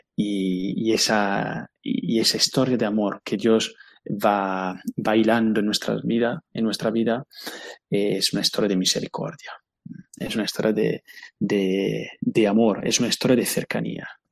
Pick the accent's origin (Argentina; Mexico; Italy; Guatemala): Italy; Spanish is a second language; moved away as an adult; now in Spain; yo soy italiano